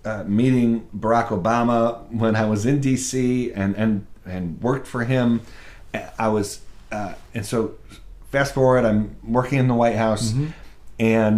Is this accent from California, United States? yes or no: no; Buffalo, New York, United States; So I grew up in Buffalo, New York, in a sort of big Italian Catholic family